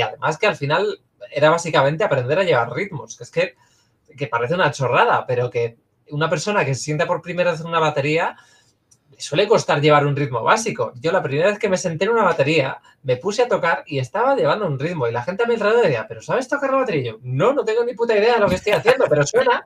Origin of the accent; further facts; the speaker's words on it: Cantabria, Spain; moved away as an adult; técnicamente yo nací eh, y me crié hasta los 18, 19 en Cantabria. Así que legalmente soy cántabra.